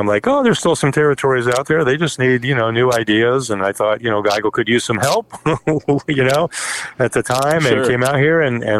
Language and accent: English; Florida, United States; moved away as an adult; now in Kansas City, United States; Yeah, I came out here in the 70s. I was wrestling. I'm from Florida, so I grew up watching the Eddie Graham, Jack Briscoe version of Florida wrestling.